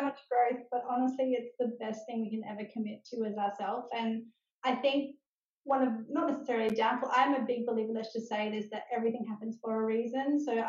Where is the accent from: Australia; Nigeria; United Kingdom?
Australia; Adelaide, South Australia; also born or lived in Melbourne / Northern Territory / New South Wales; now in Sunshine Coast, Australia; We moved to the Sunshine Coast 3 years ago, but we're originally from Adelaide.